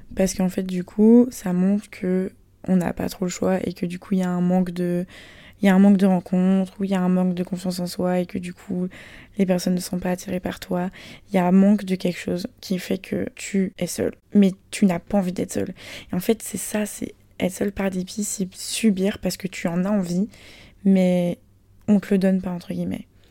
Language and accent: French; France; moved away as an adult; now in Shanghai, China; Je suis française